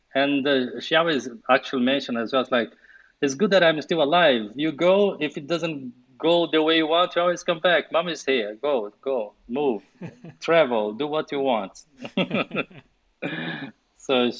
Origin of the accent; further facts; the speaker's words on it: Brazil; English is a second language; moved away as an adult; also born or lived in London, United Kingdom / Sweden; I was born and raised in Brazil.